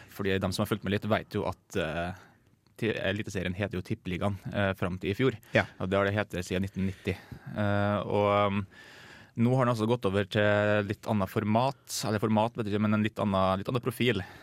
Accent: Møre og Romsdal, Norway; jeg kommer jo fra Møre og Romsdal

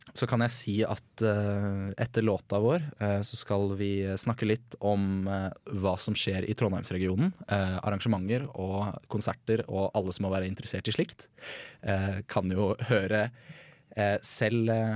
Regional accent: Bærum, Akershus, Norway; also born or lived in Red Lake Falls, Minnesota, United States; jeg er jo fra Bærum

